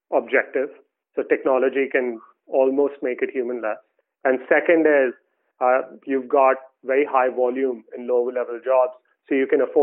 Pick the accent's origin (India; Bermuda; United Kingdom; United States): India; moved away; I grew up in India